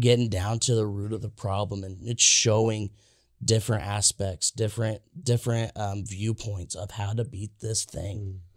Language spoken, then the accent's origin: English; Indiana, United States; I'm from Indiana